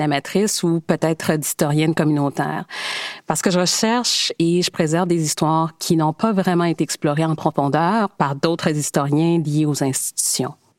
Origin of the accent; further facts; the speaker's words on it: Calgary, Alberta, Canada; notre amour des cowboys et des chevaux et de tout cet héritage avec lequel nous avons grandi à Calgary